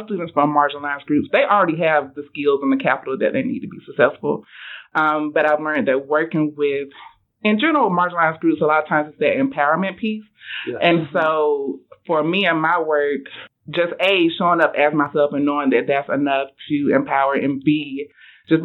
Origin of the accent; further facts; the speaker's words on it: a rural area in the South, United States; I grew up in a very rural area, pretty black and white, like most small towns in the South